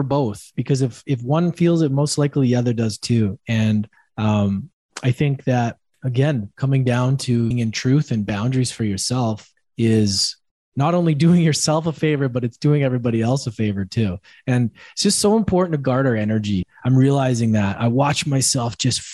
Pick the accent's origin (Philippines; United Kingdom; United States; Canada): Canada; moved away